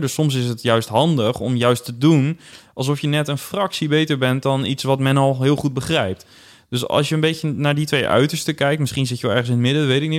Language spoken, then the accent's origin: Dutch; Netherlands; wij hier als Nederlanders